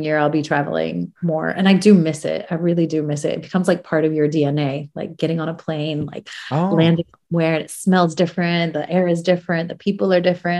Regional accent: United States; also born or lived in Iran; my family and I, we left as refugees and went to America when I was quite young

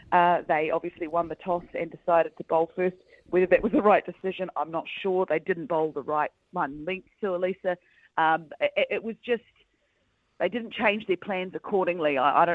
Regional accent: New Zealand; a Kiwi, you know, cricket fan

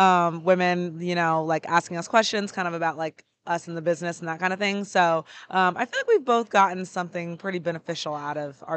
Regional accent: Atlanta, Georgia, United States; I'm from Atlanta.

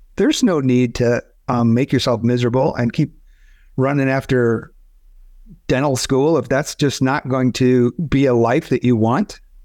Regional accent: Michigan, United States; moved away as an adult; also born or lived in Arizona; I grew up in Michigan, got married right after Michigan Business School

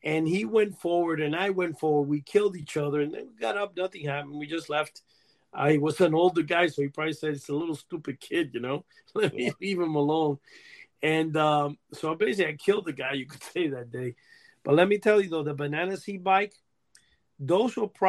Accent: New York City, New York, United States; also born or lived in Cuba; I used to live like in 173rd Street, where I grew up in Washington Heights.

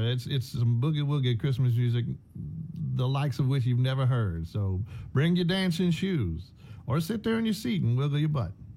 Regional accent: Beaumont, Texas, United States; I'm from Beaumont, Texas, originally Southeast Texas

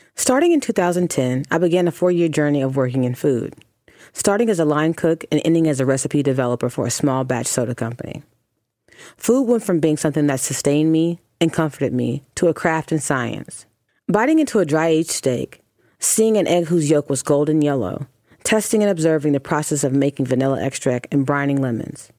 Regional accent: the South, United States; Growing up in the South

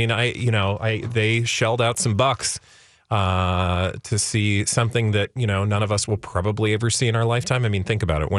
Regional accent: Midwest, United States; moved away; also born or lived in Texas; I grew up in the Midwest

